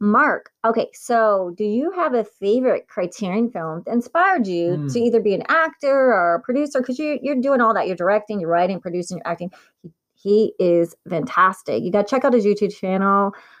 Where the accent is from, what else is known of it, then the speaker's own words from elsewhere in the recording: Italy; born there; accent: Valley Girl; I've been telling people this for years. I was born in Italy.